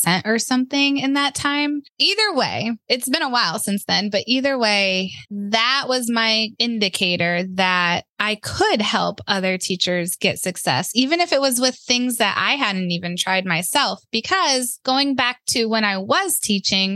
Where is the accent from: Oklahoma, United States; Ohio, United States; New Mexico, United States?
Ohio, United States; moved away as an adult; now in North Carolina, United States; we're from Ohio